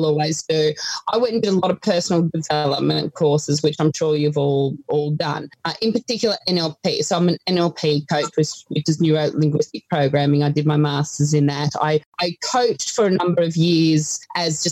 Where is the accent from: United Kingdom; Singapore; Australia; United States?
Australia; New England, New South Wales; moved away as an adult; also born or lived in Armidale / Gatton, Queensland; now in Toowoomba, Australia; I grew up in New England. So I grew up in a little, well, not even a town, on a sheep and cattle property between Armidale and Tamworth, New South Wales.